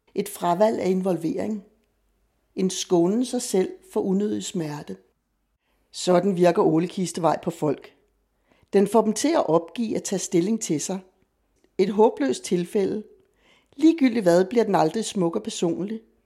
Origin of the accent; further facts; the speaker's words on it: Copenhagen, Capital Region of Denmark, Denmark; jeg er født og opvokset i Vanløse og har boet der sammenlagt femogtredive år af mit liv